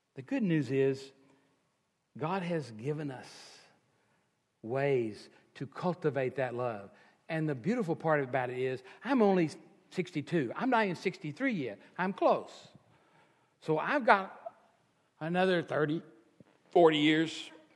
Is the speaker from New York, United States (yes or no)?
no; Texas, United States; I'm a Texan and the culture of being a Texan